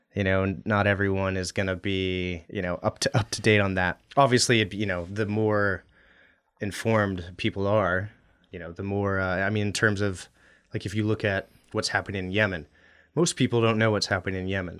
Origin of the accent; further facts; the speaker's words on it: Anchorage, Alaska, United States; also born or lived in Western Washington / Middle East; I grew up in Anchorage